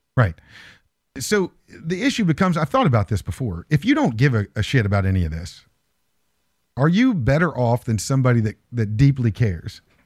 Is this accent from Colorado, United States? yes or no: no; Morgantown, West Virginia, United States; My hometown, my, my back, my backyard is going to prison.